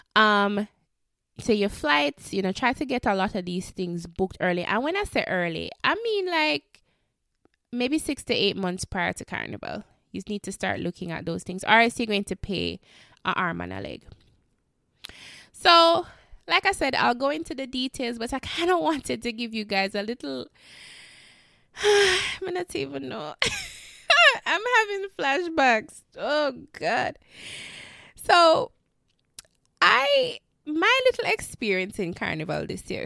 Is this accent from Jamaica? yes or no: yes; Jamaica; I know me as a Jamaican